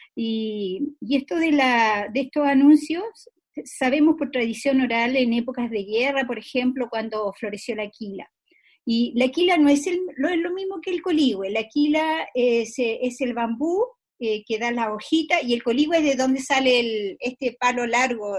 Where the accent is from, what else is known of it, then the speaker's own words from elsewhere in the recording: Chile; nosotros como sociedad chilena